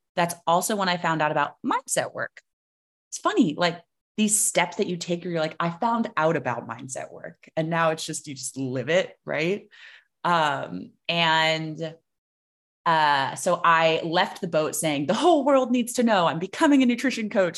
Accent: South Florida, United States; I grew up in South Florida

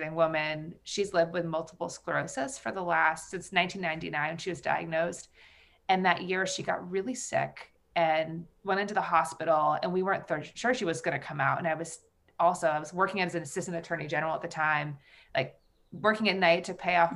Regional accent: Vermont, United States; I grew up in Vermont on a very rural vegetable and dairy farm. I was actually born on the farm.

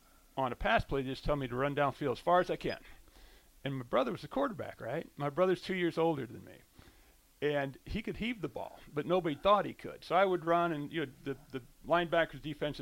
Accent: Bellevue, Nebraska, United States; I grew up in Bellevue. Six kids in the family.

